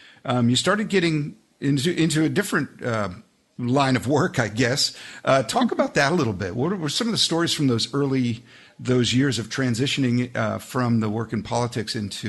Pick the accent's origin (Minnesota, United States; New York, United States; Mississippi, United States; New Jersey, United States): New Jersey, United States; I grew up in New Jersey as well